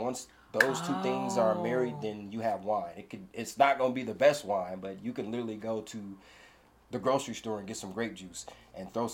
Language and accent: English; Toledo, Ohio, United States; I'm from Toledo, Ohio. The Buckeye State. I love my state.